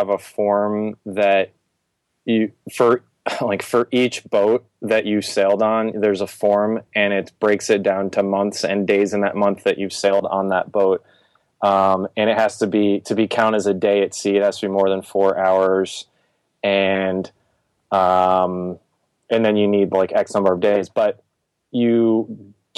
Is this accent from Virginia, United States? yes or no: yes; Virginia, United States; also born or lived in New England; I'm from originally the New England area, and then I grew up in Virginia